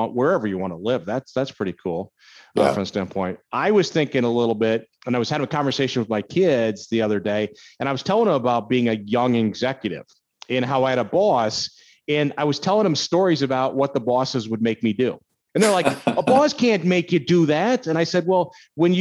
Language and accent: English; Minnesota, United States; moved away; I grew up in Minnesota, so I'm used to cold weather